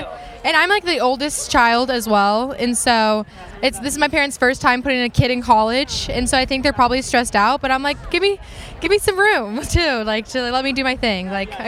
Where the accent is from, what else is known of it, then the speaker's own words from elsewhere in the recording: Seattle, Washington, United States; now in Newport Beach, United States; I'm from Seattle